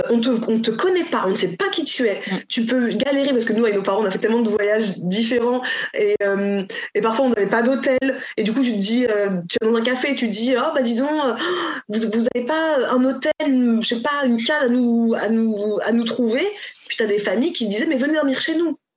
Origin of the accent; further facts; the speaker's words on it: Cameroon; c'est là aussi d'où tu viens, donc euh, pour ne pas oublier. Et donc elle ira automatiquement, c'est sûr, certain, au Cameroun pour voir ce que c'est